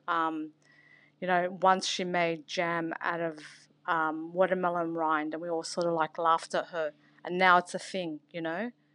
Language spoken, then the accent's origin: English; San Souci, New South Wales, Australia; I grew up in San Suzy in New South Wales